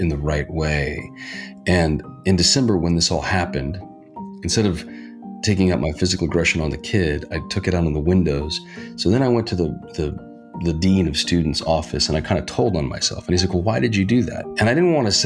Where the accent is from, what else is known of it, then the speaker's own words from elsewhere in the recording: Reno, Nevada, United States; now in Hollywood, United States; I grew up in Reno, Nevada, biggest little city in the world.